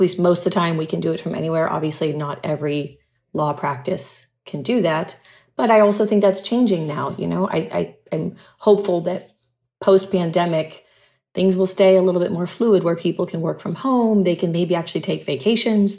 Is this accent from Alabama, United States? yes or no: no; Huntington Beach, California, United States; moved away as an adult; also born or lived in San Diego / Malibu / Santa Monica; now in Puerto Rico; I'd been in Southern California my entire life. I grew up in Huntington Beach